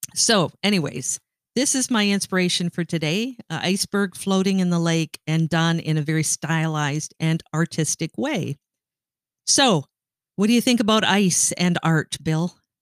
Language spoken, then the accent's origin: English; Sault Ste. Marie, Ontario, Canada; growing up in Sault Ste. Marie, Ontario